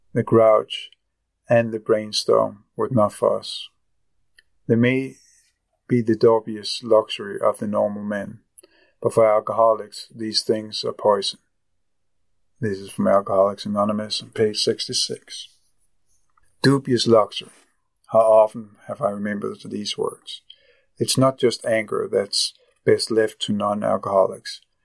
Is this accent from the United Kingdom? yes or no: no; Copenhagen, Capital Region of Denmark, Denmark; I am from Copenhagen, Denmark